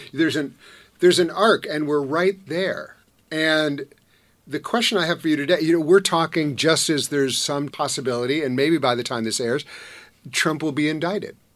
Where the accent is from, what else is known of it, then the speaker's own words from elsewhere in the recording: Madison, Wisconsin, United States; I'm from Wisconsin